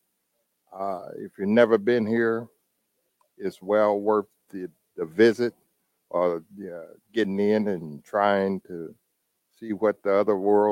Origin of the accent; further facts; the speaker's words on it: the South, United States; also born or lived in Michigan; now in Indianapolis, United States; I'm originally from the South.